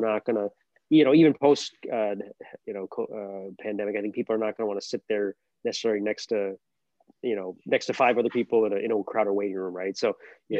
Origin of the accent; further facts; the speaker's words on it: Albany, New York, United States; moved away as an adult; also born or lived in Boston / Texas / California / San Diego; now in Buffalo, United States; I grew up in Albany